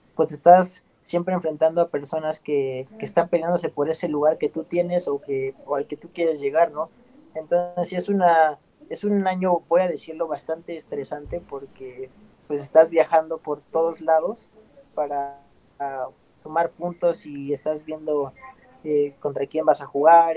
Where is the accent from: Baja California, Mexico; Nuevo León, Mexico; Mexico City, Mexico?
Mexico City, Mexico; moved away as an adult; also born or lived in Europe; yo soy originario de, la Ciudad de México, eh, aquí nací y estuve pues parte de mi vida